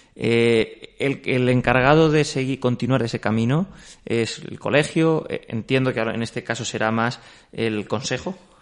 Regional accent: Castilla-La Mancha, Spain; siendo castellano manchego

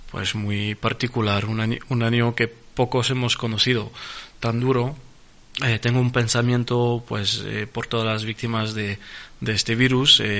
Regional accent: France; Spanish is a second language; francés, porque soy francés, es mi país de nacimiento, es mi país de, eh, de corazón y soy un un francés a 400%, pero también soy un español.

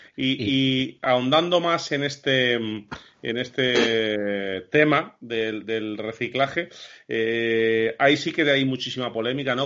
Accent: Castile and León, Spain; Nosotros los tres, que somos castellanos

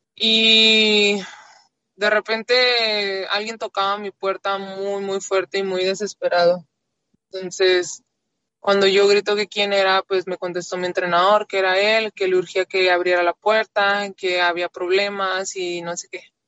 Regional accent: Monterrey, Nuevo León, Mexico; nací en Monterrey, nací en Monterrey

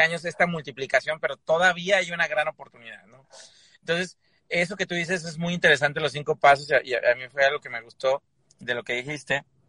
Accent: Mexico; yo soy mexicanísimo

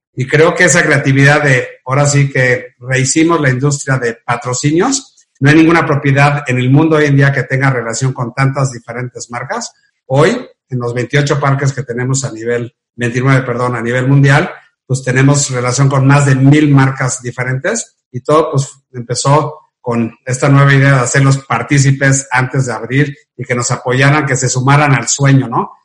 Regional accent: Mexico; soy orgullosamente mexicano

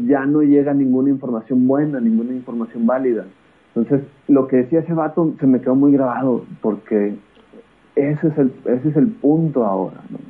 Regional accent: Coahuila, Mexico; also born or lived in Torreón, Coahuila / Nuevo León; soy de Coahuila, le voy al Santos

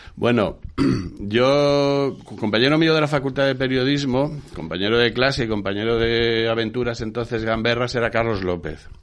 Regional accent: Madrid, Community of Madrid, Spain; also born or lived in Burgos / Western Sahara; Nací en Burgos, efectivamente, pero de pequeño mi padre es militar, era, porque murió. Eh, de pequeño ya nos trasladamos a vivir a Madrid

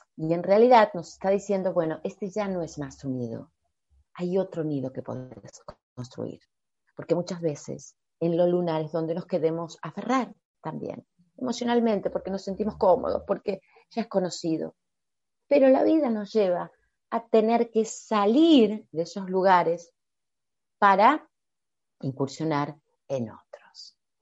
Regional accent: Argentina; yo como argentina

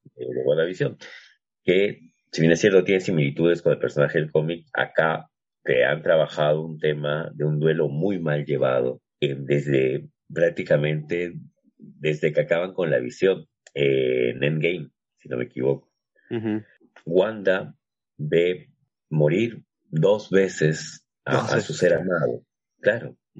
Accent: Peru; nuestro caso particular como, como peruanos

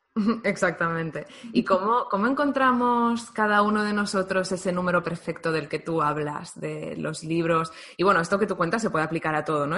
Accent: Valencian Community, Spain; ambas somos valencianas

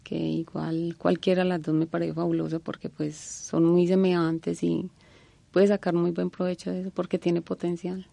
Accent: Concordia, Antioquia, Colombia; moved away; also born or lived in Génova, Quindío; se volvieron a Concordia, que fue donde viví la mayoría de edad

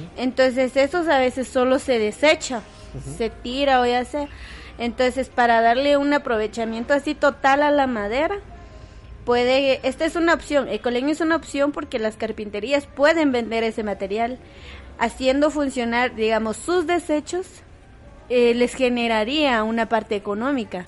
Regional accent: Guatemala; nuestro país

